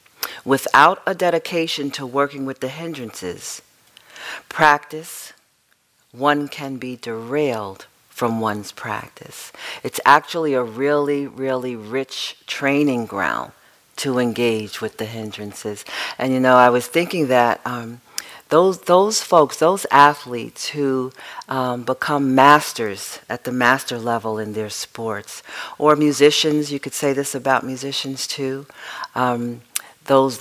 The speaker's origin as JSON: {"language": "English", "region": "New York", "country": "United States", "said": "being the New Yorker that I am"}